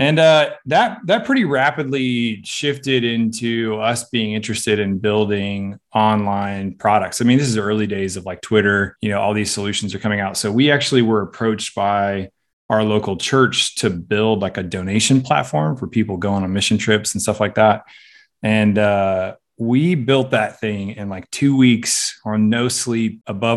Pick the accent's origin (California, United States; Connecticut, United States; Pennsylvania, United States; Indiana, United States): California, United States; moved away as an adult; also born or lived in Australia / Louisiana; I'm originally from California.